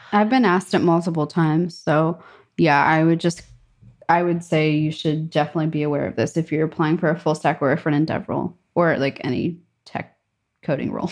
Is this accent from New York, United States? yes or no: yes; New York, United States; moved away as an adult; also born or lived in Germany; now in Stockholm, Sweden; New York